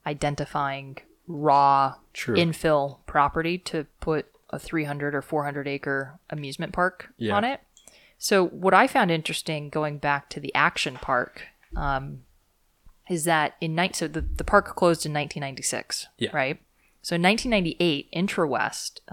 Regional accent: Ventura County, California, United States; I grew up in Ventura County

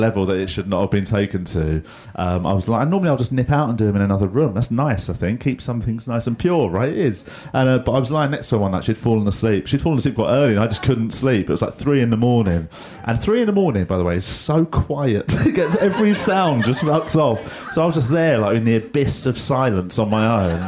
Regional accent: England, United Kingdom; I'm from England, so the sort of people that name pineapples

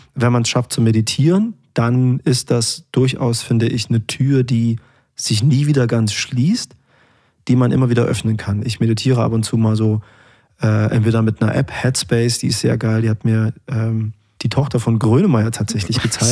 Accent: Erfurt, Thuringia, Germany; Es ist meine Heimatstadt

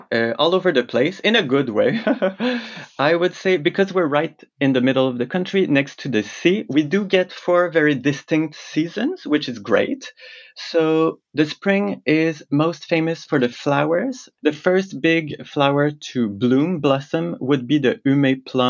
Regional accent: Montreal, Quebec, Canada; moved away as an adult; now in Fukui, Japan; I'm from Montreal.

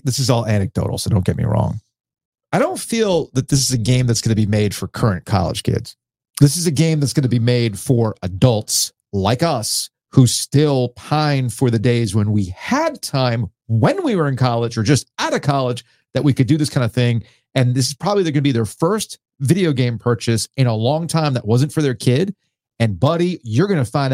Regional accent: South Florida, United States; growing up in South Florida

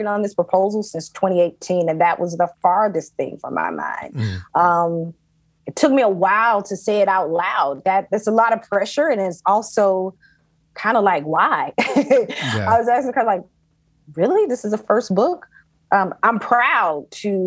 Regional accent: Athens, Georgia, United States; I was born and raised in Athens, Georgia

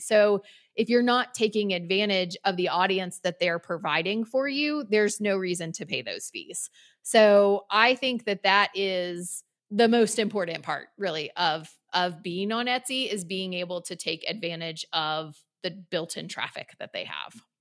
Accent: North Carolina, United States; moved away as an adult; we moved back to my hometown

